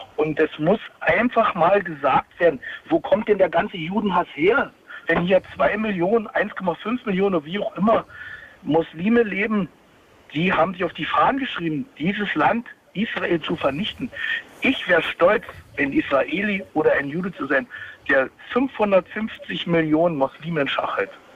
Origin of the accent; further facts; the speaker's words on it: GDR, East Germany, Germany; ich bin aus der DDR, wir haben in der DDR gelernt